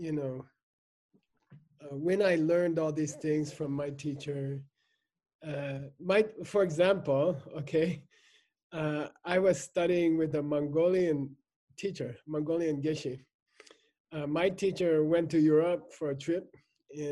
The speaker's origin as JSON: {"language": "English", "country": "United States", "tie": "born or raised there", "said": "I grew up in America."}